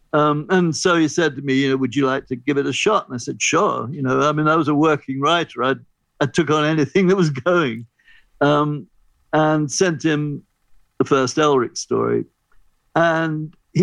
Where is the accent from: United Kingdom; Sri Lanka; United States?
United Kingdom; England; as an English person who grew up with Children's Hour on the BBC